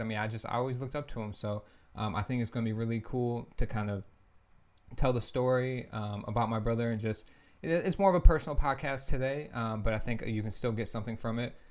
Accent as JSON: {"language": "English", "town": "Lansing", "region": "Michigan", "country": "United States", "tie": "born or raised there", "moved": "as an adult", "lives_now": "Florida, United States", "said": "I'm from Lansing, obviously, too. We're both born and raised there."}